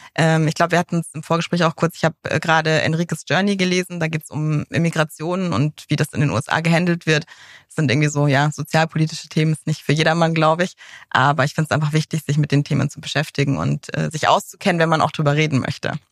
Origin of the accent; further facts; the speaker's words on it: Munich, Bavaria, Germany; privat komme ich aus München tatsächlich.